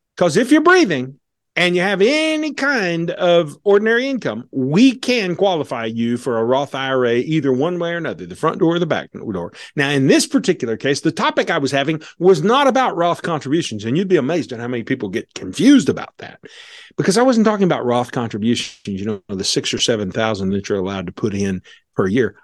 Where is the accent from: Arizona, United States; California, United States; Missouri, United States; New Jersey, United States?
Missouri, United States; Missouri, because that's where he and I are from